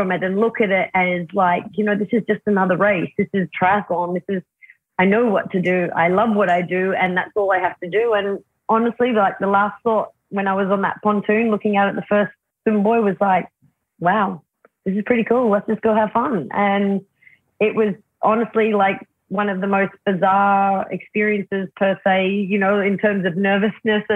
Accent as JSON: {"language": "English", "country": "Australia", "said": "I am an Australian."}